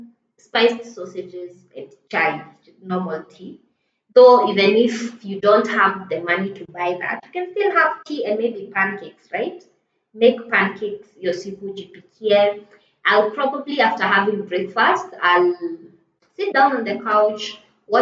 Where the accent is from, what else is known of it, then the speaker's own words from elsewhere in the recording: Isiolo, Isiolo County, Kenya; I grew up in Isili